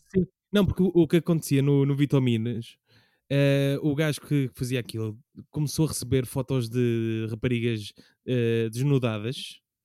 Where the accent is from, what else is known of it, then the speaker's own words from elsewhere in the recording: Lisbon, Portugal; eu cresci na alta de Lisboa